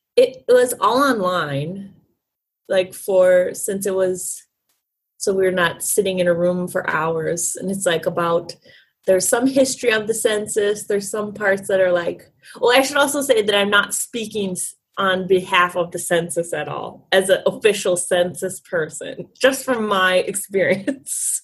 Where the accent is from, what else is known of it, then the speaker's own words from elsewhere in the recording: St. Paul, Minnesota, United States; I'm from St. Paul, Minnesota